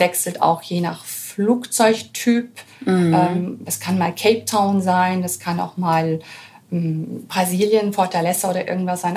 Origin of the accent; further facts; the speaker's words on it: Germany; als Deutsche